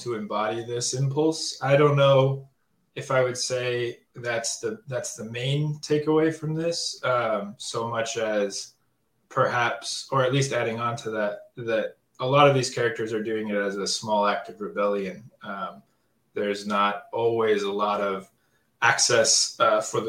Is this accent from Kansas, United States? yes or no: yes; Kansas, United States; Kansas is a very different place than Istanbul.